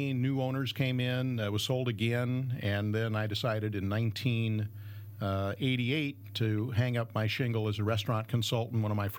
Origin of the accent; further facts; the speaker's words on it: Southern California, United States; moved away as an adult; now in Northern California, United States; I grew up in Southern California.